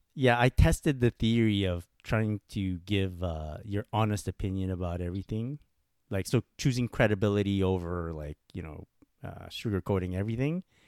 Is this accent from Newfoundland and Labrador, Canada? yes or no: no; Montreal, Quebec, Canada; I'm from Montreal